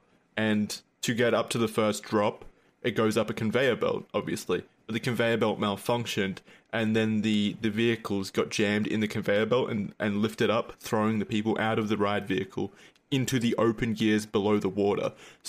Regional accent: Gold Coast, Queensland, Australia; I was born on the Gold Coast.

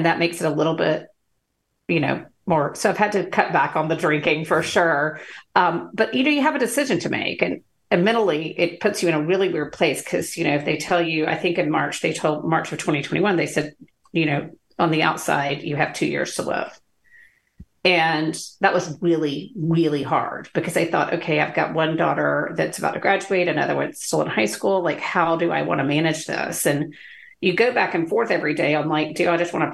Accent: Athens, Georgia, United States; I'm from Athens, Georgia

